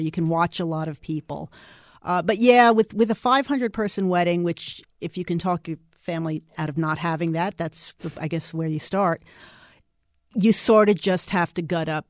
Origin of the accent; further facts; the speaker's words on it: New York City, New York, United States; now in Dallas, United States; I grew up in New York City.